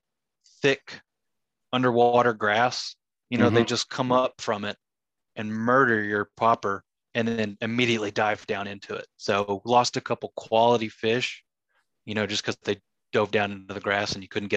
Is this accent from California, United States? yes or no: no; Marlow, Oklahoma, United States; moved away; where I grew up in Marlow